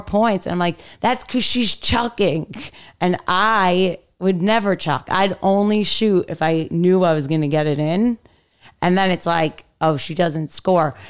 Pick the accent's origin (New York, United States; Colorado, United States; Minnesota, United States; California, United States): New York, United States; New York City; also born or lived in Manhattan; I grew up in Brooklyn